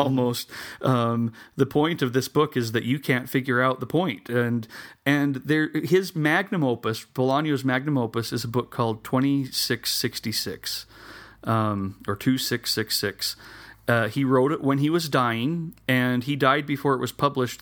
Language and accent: English; Salem, Utah, United States; here in my hometown